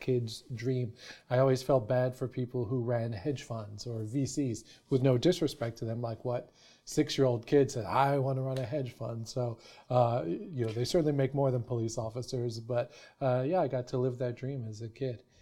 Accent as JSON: {"language": "English", "town": "New York City", "region": "New York", "country": "United States", "tie": "born or raised there", "said": "I grew up in New York City"}